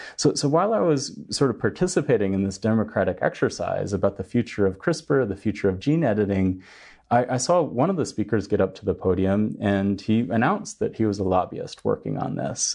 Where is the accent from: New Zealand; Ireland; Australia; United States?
United States; now in China; as an American